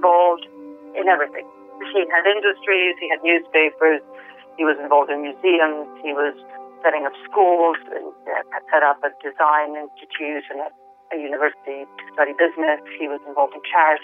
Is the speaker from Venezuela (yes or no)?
yes; Venezuela; now in London, United Kingdom; I grew up in the Venezuela of the 70s and 80s